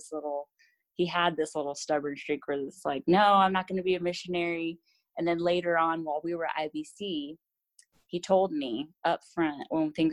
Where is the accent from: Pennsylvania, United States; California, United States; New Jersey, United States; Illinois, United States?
California, United States; San Diego; moved away as an adult; now in Brazil; I grew up in San Diego, California.